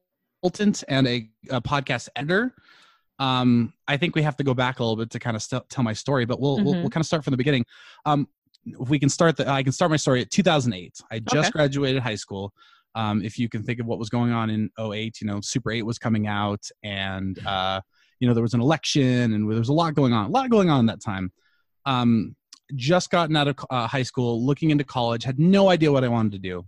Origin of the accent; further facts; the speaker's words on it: California, United States; moved away as an adult; now in Colorado, United States; I'm born and raised from California